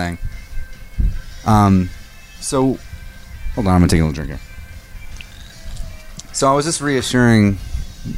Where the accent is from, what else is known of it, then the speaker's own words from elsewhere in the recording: Seattle, Washington, United States; growing up in the Seattle area